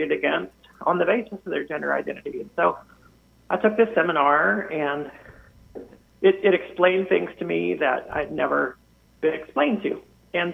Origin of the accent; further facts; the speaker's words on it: United States; moved away as an adult; also born or lived in Virginia; now in Mississauga, Canada; I grew up in the States and went to seminary and started doing ministry in the States in the Baptist tradition.